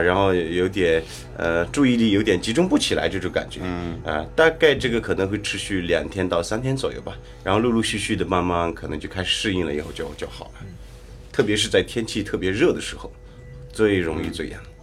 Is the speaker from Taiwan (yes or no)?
no; Shangri-La, Yunnan, China; Chinese is a second language; 我老家是云南香格里拉，泥溪